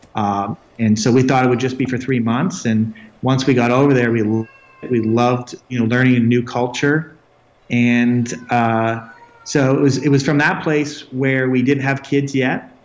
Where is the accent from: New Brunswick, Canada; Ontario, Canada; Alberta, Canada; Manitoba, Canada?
Alberta, Canada; Red Deer; now in Nepal; I'm Canadian. I, I grew up uh, near another another uh, mountain range uh, near the Rocky Mountains, uh, uh, right between Edmonton and Calgary, in a small city called Red Deer, Alberta.